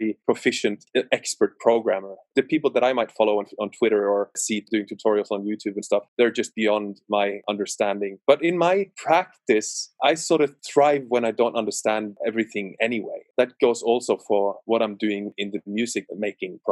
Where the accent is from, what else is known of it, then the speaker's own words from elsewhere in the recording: West Coast, Western Norway, Norway; I'm from Norway, West Coast, so it's rainy